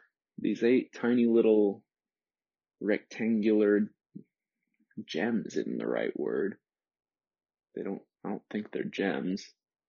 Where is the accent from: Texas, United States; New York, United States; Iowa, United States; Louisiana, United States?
Louisiana, United States; Crowley; also born or lived in Lafayette, United States; I was born in Lafayette, Louisiana, which is one of my favorite places in this world. I love Southern Louisiana, and it's still where my dad's side of the family lives. It's where my dad's from as well. We're from the same town. And we lived in this little town called Crowley